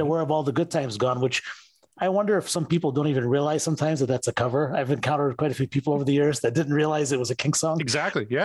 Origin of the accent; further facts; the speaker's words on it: Detroit, Michigan, United States; I'm from Detroit, so they played that here in Detroit